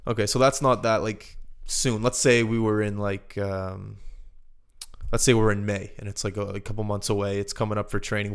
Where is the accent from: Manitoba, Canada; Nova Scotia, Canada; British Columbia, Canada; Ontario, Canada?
Nova Scotia, Canada; Halifax; moved away; we grew up in Halifax together